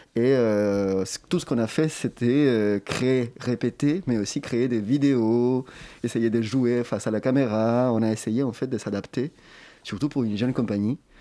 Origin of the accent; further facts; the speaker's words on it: Chile; moved away; je viens du Chili